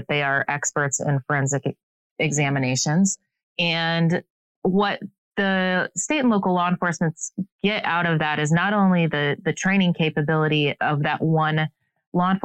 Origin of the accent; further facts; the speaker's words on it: Northeast Iowa, United States; moved away as an adult; also born or lived in Nebraska / Atlanta; now in Kansas City, United States; I was born and raised in Northeast Iowa